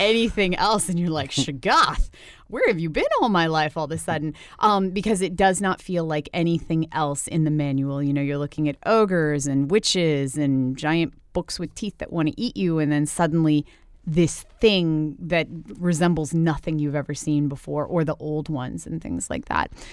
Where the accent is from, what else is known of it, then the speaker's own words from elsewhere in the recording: Winchester, Virginia, United States; came from my hometown